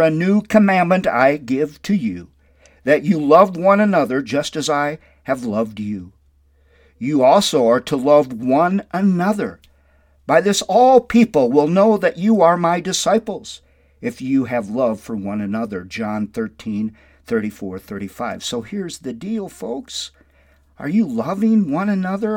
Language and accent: English; Windom, Minnesota, United States; My hometown is Wyndham, Minnesota, and I'm so very grateful for my Christian upbringing there in Wyndham